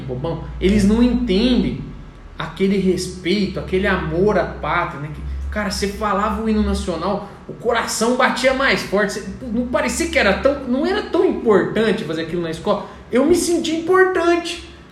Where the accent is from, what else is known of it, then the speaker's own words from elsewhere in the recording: Colina, São Paulo, Brazil; Eu moro em Colina, nasci e fui criado em Colina